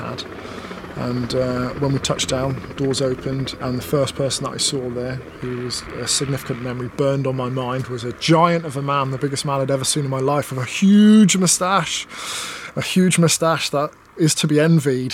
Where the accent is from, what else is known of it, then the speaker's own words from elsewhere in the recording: Plymouth, South West England, United Kingdom; also born or lived in Dunfermline, Scotland; And then we moved to Plymouth, another naval town.